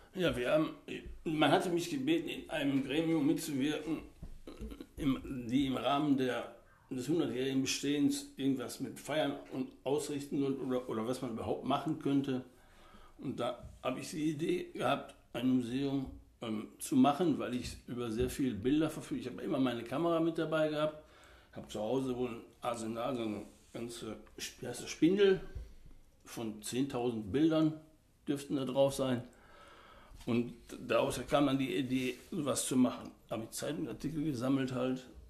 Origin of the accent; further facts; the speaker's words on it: Oberhausen, North Rhine-Westphalia, Germany; also born or lived in Lower Saxony; bin 1954 geboren und in Stärkrade aufgewachsen.